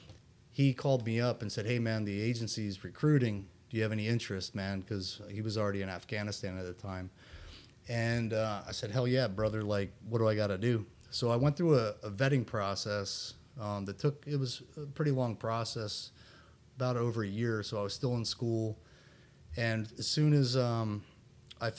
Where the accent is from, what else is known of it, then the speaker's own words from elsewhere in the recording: Bucks County, Pennsylvania, United States; I was born and raised in Philadelphia, about 45 minutes north in a small town in Bucks County, Pennsylvania